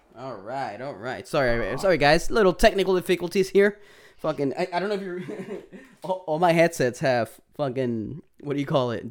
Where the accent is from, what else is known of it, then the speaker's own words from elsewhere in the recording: Puerto Rico; accent: Puerto Rican; my Puerto Rican accent.